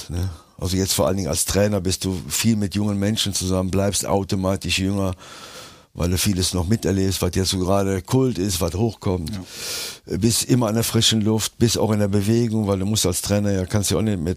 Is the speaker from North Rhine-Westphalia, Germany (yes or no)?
yes; Cologne, North Rhine-Westphalia, Germany; born there; Ja, ich bin ja in Köln geboren, meine Kinder leben in Köln.